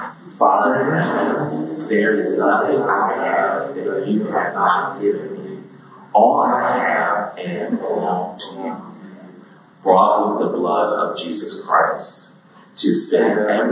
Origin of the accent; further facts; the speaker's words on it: Brazil; As everyone introduced me … from Brazil.